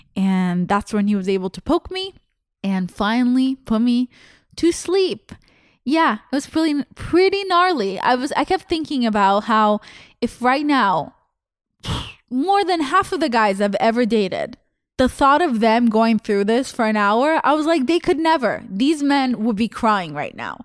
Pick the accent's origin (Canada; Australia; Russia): Russia; born or raised there; English is a second language; moved away